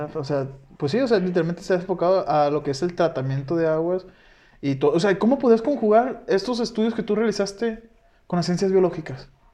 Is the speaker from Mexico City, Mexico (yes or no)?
no; Guasave, Sinaloa, Mexico; yo de donde soy de Guasave